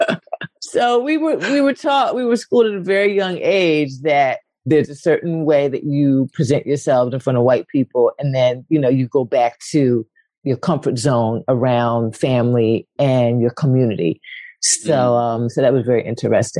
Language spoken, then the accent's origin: English; Philadelphia, Pennsylvania, United States; moved away as an adult; also born or lived in Paris / New York; I grew up in West Philly